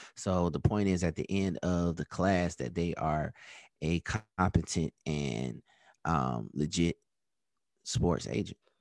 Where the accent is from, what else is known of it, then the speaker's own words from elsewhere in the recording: Atlanta, Georgia, United States; also born or lived in Virginia; my hometown team